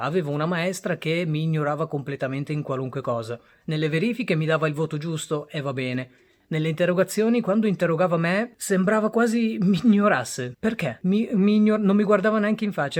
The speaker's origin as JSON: {"language": "Italian", "country": "Italy", "tie": "born or raised there", "also_born_or_lived": "Bangladesh", "said": "Io sono arrivato in Italia quando avevo 4 anni"}